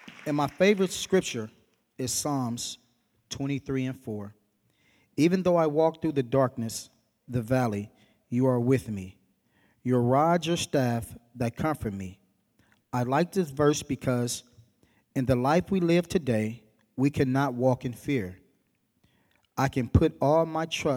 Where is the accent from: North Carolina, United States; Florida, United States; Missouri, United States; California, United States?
California, United States; Berkeley; I grew up in Berkeley